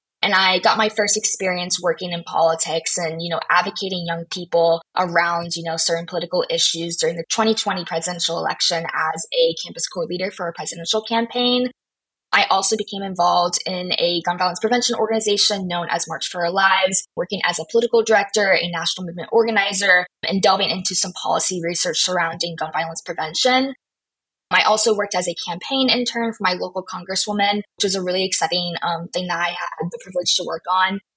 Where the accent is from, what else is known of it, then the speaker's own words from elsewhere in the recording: Raleigh, North Carolina, United States; I am from Raleigh, North Carolina